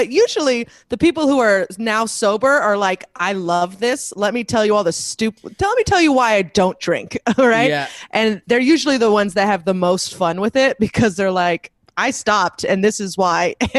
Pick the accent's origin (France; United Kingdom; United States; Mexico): United States; Northern California; I'm from Northern California